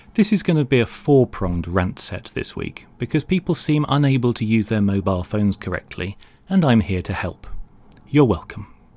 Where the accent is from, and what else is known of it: London, United Kingdom; born or raised there